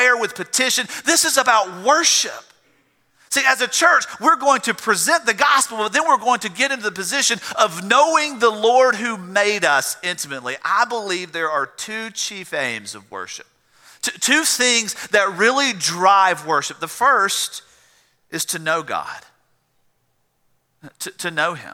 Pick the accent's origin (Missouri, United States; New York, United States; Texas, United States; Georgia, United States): Georgia, United States; South; I grew up in South Georgia where you had cotton and peanuts and watermelons and cantaloupes and tomatoes